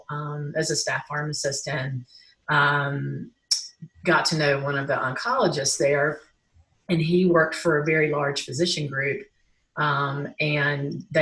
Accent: Greensboro, North Carolina, United States; now in Asheville, United States; I am a native North Carolinian. I live in Asheville right now, but I grew up in Greensboro

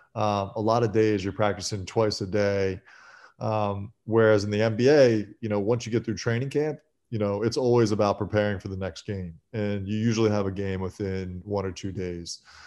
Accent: Philadelphia, Pennsylvania, United States; growing up in Philly and having gone to Kobe's high school games

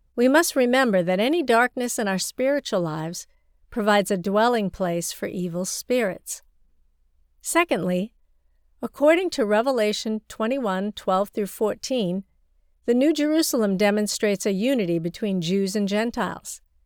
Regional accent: China; my hometown in rural China

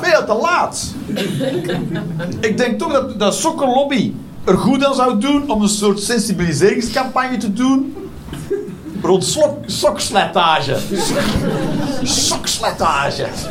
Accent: Westmalle, Flanders, Belgium; now in Netherlands; Ik, ik kom zelf van Westmalle. Daar ben ik opgegroeid

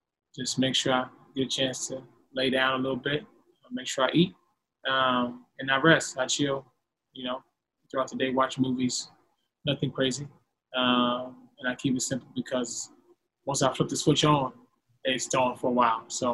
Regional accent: Los Angeles, California, United States; growing up in Los Angeles

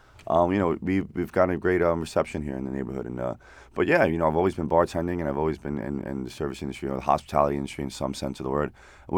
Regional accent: New York City, New York, United States; Lower East Side. Alphabet City, 10th and D. Yeah, so I seen some shit.

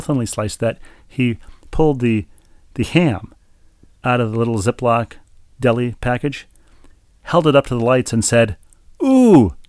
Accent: Minnesota, United States; growing up in Minnesota

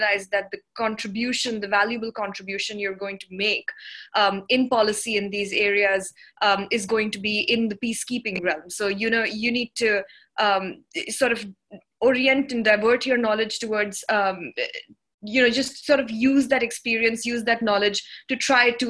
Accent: New Delhi, Delhi, India; also born or lived in South Sudan / Netherlands / United Kingdom; I'm from India. I was born here and I went to school here

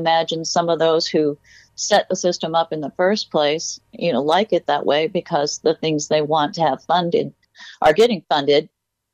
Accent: Michigan, United States; moved away as an adult; also born or lived in Florida; Michigan, my home state

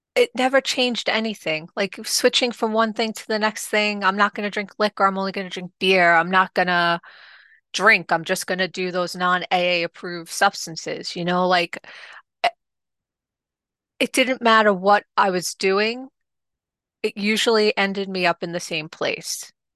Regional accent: New York City, New York, United States; also born or lived in Staten Island; originally, I am from Rockaway, which is in Queens, New York.

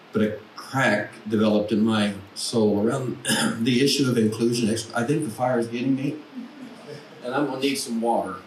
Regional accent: Paragould, Arkansas, United States; now in Nashville, United States; I grew up in Paragould

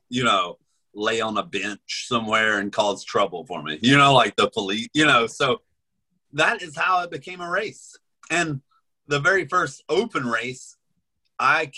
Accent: Damascus, Virginia, United States; born or raised there; moved away

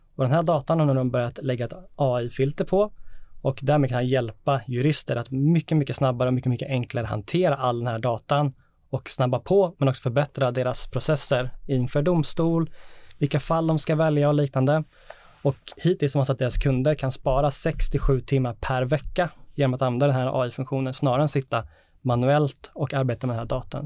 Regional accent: Sweden

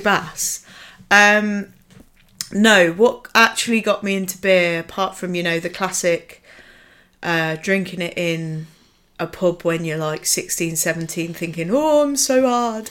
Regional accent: Nuneaton, West Midlands, United Kingdom; moved away; I come from a beautiful sullen town called Nuneaton

